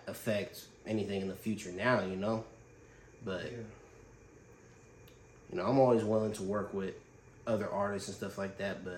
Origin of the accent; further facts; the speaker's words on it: Fairfield, California, United States; I grew up on Grande Circle, growing up in Fairfield